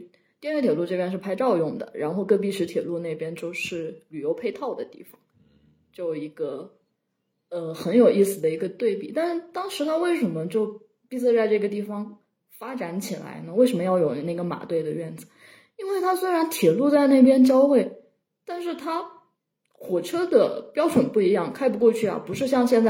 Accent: Shiping, Yunnan, China; 那法国人要继续侵略我老家石屏，那不是开着火车就过？

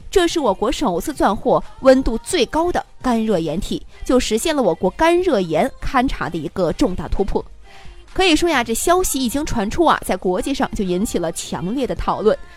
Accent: China; 我们中国人

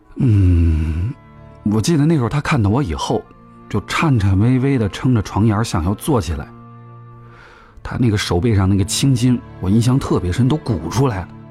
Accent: Guangxi, China; now in Beijing, China; 我老家在广西

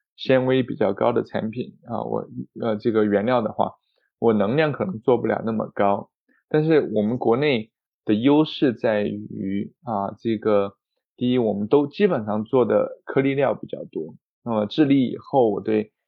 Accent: China; moved away as an adult; also born or lived in Kansas, United States; 我一个中国人

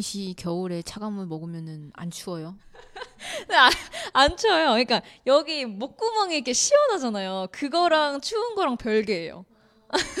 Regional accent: South Korea; 저도 한국 사람 입장에서

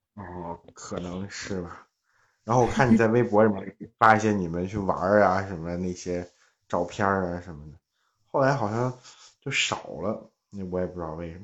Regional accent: Zhangjiakou, Hebei, China; also born or lived in Tianjin; now in Changchun, China; 我现在在长春，在长春长春，我是河北人

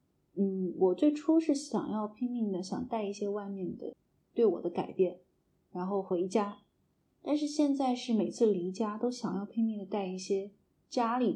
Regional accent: Shaoyang, Hunan, China; moved away as an adult; now in Beijing, China; 我是前十八年都没有离开过邵阳，

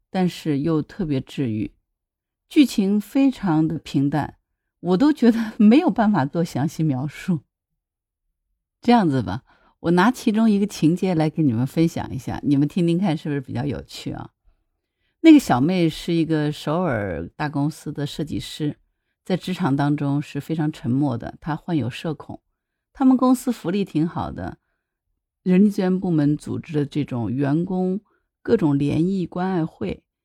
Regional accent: Hangzhou, Zhejiang, China; 我是杭州人嘛，杭州虽然是在江南啊

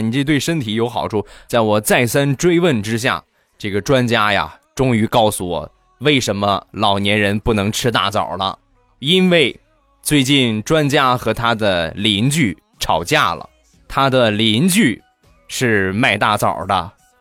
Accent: Rizhao, Shandong, China; 我家乡的特产，日照绿茶

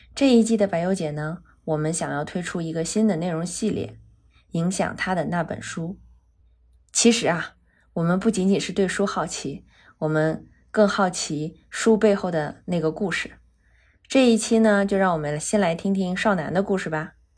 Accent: Northeast China, China; 我是东北人嘛

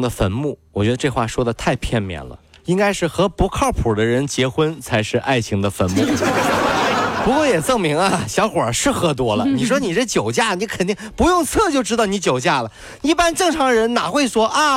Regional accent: China; 我们中国人

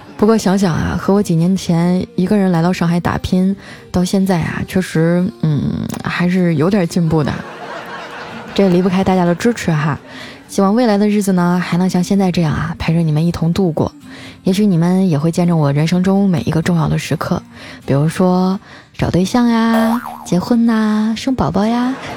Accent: Harbin, Heilongjiang, China; 我老家哈尔滨

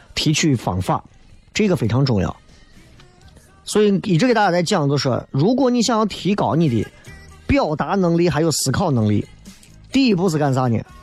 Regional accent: Xi'an, Shaanxi, China

